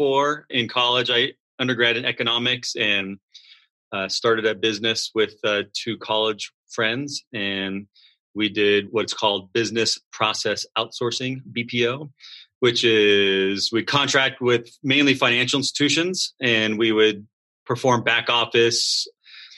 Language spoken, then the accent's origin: English; Southern California, United States; moved away as an adult; I'm from Southern California